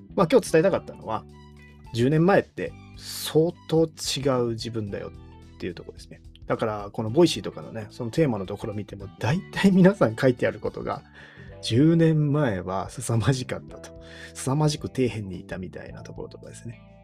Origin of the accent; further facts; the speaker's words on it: Kyoto, Japan; moved away as an adult; also born or lived in Shiga; 京都の出身なんですけども、京都の高校を出て、えー、滋賀の大学に行った